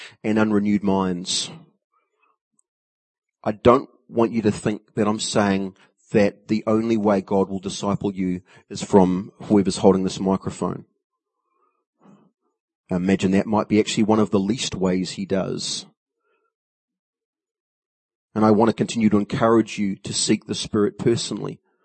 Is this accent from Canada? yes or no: no; New Zealand; As a Kiwi